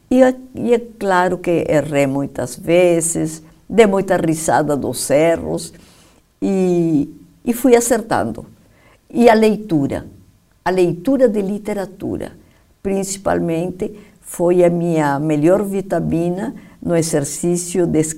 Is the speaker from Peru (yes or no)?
yes; Peru; now in Brazil; Eu mesma, sabe que nem sei se eu sou peruana do Brasil ou brasileira do Peru.